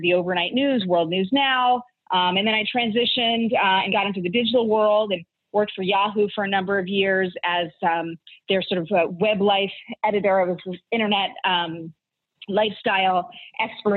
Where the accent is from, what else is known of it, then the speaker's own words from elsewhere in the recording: Arizona, United States; I grew up in Arizona